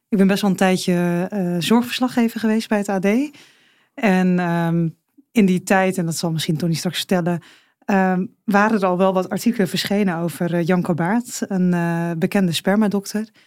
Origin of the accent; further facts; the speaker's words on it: Alblasserwaard, South Holland, Netherlands; Want ik kom natuurlijk wel uit de omgeving. Ik kom uit de Alblasse Waard.